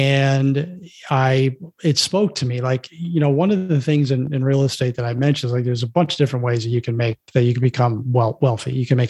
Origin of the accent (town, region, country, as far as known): Florida, United States; born or raised there; moved away as an adult; also born or lived in Brooklyn, New York / New Jersey; now in Chicago, United States